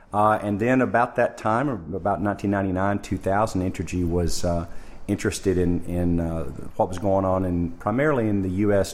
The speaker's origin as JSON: {"language": "English", "region": "Arkansas", "country": "United States", "also_born_or_lived": "Jackson, Mississippi", "moved": "as an adult", "lives_now": "Ontario, Canada", "said": "I'm from, uh, originally from Arkansas in the United States. Went to university there"}